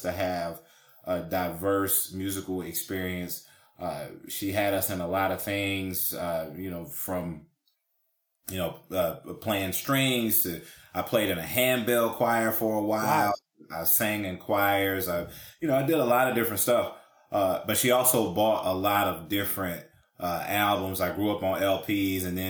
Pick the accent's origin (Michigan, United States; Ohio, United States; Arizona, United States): Ohio, United States; Cincinnati; born and raised in Cincinnati, Ohio